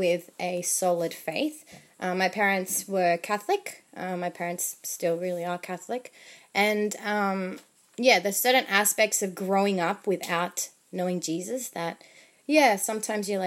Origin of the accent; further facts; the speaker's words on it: Chile; English is a second language; moved away; I'm from Chile. My husband is from Argentina. So we only speak to our daughters in Spanish since they were born.